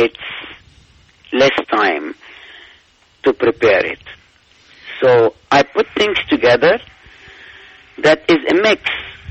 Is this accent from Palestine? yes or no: yes; Palestine; now in United States; I'm from Palestine